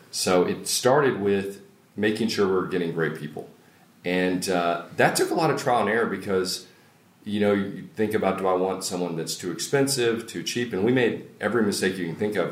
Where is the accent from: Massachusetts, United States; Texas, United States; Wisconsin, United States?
Texas, United States; Longview; I'm originally from East Texas. Grew up in Longview